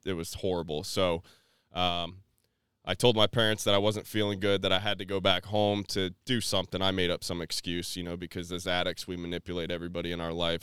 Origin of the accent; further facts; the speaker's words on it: New Port Richey, Florida, United States; I was raised in Newport Richey, Florida